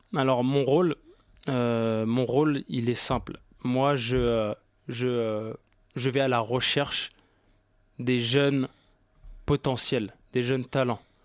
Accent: Paris, Île-de-France, France; Je suis euh, d'origine parisienne, j'ai grandi ici, j'ai. Voilà quoi, je suis de Paris.

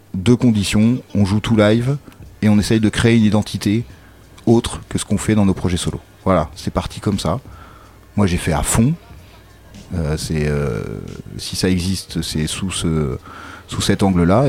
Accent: Caen, Normandy, France; je viens de Caen

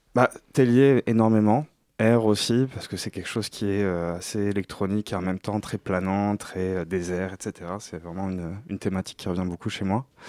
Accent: Morocco; je suis du Maroc

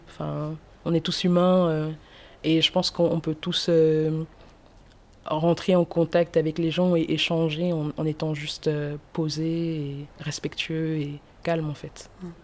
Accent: Toulouse, Occitania, France; also born or lived in Cameroon; en tant que Toulousaine

